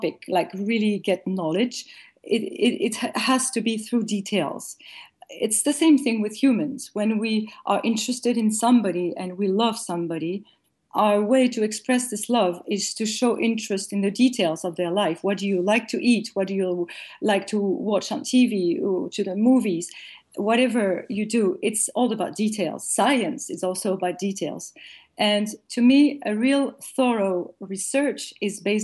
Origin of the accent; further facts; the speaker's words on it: France; raised, born and raised in France